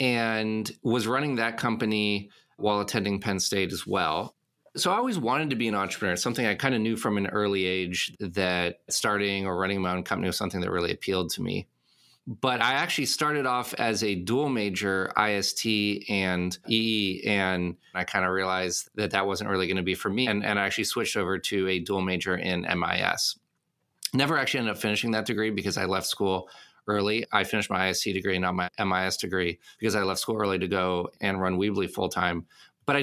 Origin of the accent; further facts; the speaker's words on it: Casablanca, Casablanca-Settat, Morocco; moved away as an adult; also born or lived in Paris, France; now in United States; I was born in Paris. When I was 7 years old, our family moved to Casablanca, Morocco, and I lived there until I was 18.